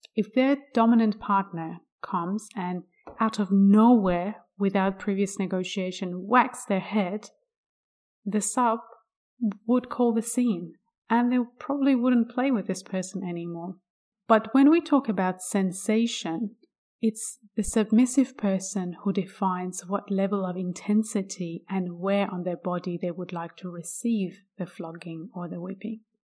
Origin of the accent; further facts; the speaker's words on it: Iran; I was born in Iran in nineteen eighty-three